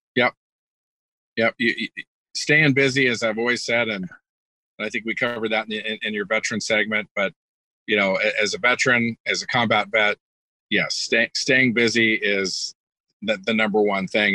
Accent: California, United States; moved away as an adult; also born or lived in Kentucky; I was originally from California, um, so families here, just great culture where where where I live, and and ended up moving back to my hometown

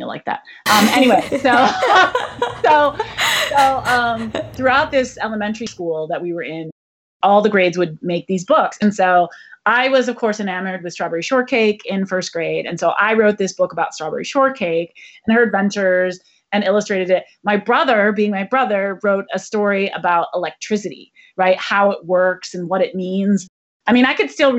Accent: Ann Arbor, Michigan, United States; I grew up in Ann Arbor, Michigan

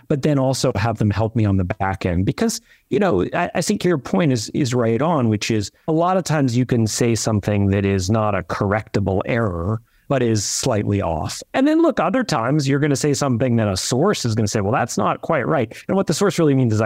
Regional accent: New York, United States; I'm a New Yorker

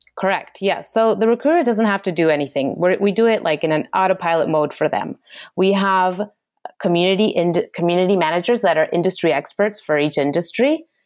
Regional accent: Argentina; moved away; I'm originally from Argentina

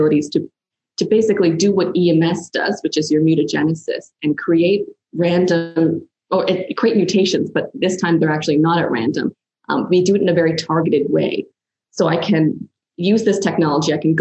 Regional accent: Canada; moved away as an adult; now in Australia; I'm actually a Canadian who moved out to Australia to do my PhD

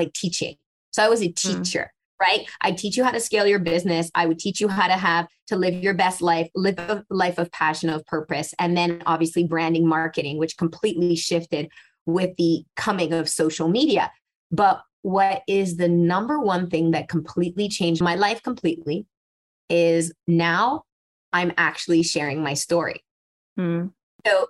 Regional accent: Montreal, Quebec, Canada; also born or lived in Casablanca, Morocco; I was born in Casablanca in Morocco. At the age of three, I moved to Montreal.

